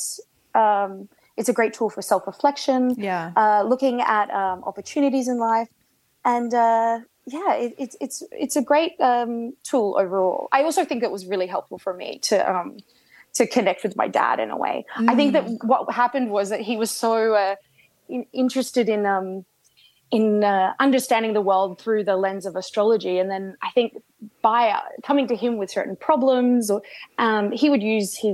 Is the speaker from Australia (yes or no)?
yes; Australia; I grew up in Australia